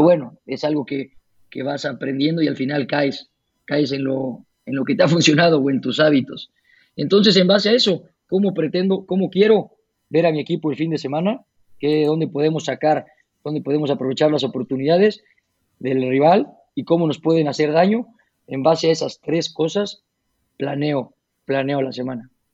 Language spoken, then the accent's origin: Spanish; Puebla, Mexico; moved away as an adult; also born or lived in United States / Spain / Canada; llegar aquí a Puebla otra vez